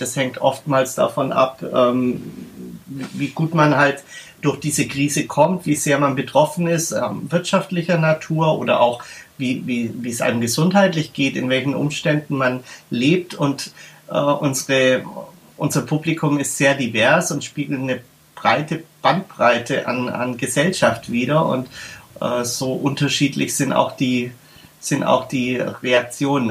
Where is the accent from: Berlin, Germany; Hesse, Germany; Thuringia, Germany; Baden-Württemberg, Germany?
Berlin, Germany; bei uns in Berlin